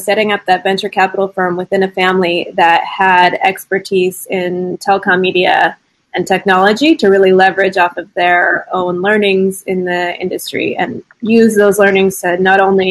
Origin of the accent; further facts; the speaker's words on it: United States; moved away as an adult; now in Nigeria; I'm American, but moved out to Nigeria almost 9 years ago